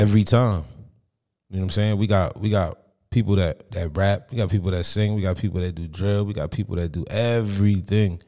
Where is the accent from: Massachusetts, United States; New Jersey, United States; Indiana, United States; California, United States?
New Jersey, United States; Monmouth County; I'm from Monmouth County